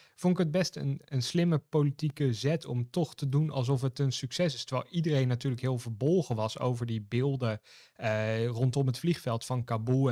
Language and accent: Dutch; Netherlands; wij als Nederlanders dan, of als Europeanen